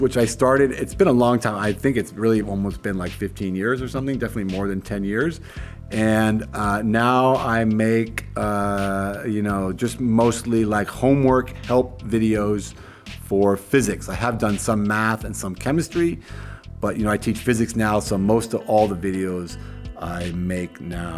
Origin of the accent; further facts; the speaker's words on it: San Francisco, California, United States; moved away as an adult; also born or lived in Kenya / Bozeman, Montana; now in Berlin, Germany; I grew up in San Francisco, which was a great place to grow up